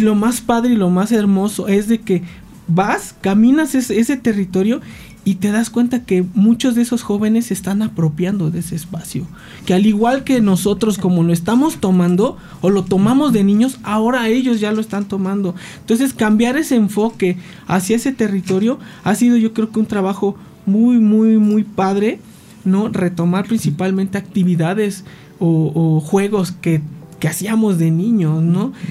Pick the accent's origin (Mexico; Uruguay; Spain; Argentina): Mexico; Cuernavaca, Morelos; nosotros somos nativos de Cuernavaca